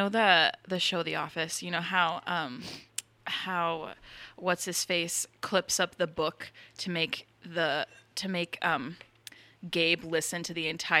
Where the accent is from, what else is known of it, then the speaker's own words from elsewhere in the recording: Omaha, Nebraska, United States; I am from Omaha. Nebraska.